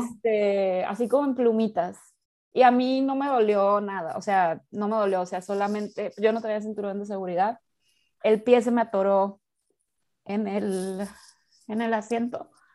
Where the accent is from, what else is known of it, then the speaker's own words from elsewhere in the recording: Mazatlán, Sinaloa, Mexico; yo soy de Mazatlán, Sinaloa